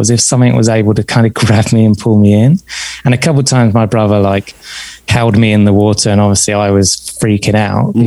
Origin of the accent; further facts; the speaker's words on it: south coast of England, United Kingdom; also born or lived in south of London; at that time, at the age of seven, I was living on the south coast of England.